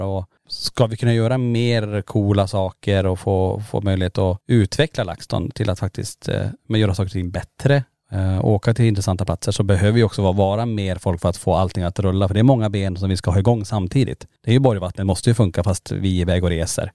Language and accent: Swedish; Kiruna, Norrbotten County, Sweden; moved away; Lombola där vi, där vi är uppvuxna